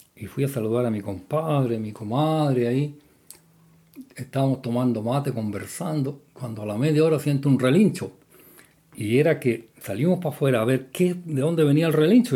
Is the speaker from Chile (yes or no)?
yes; Chile; la cocina de las casas de mi pueblo campanario era una piececita aparte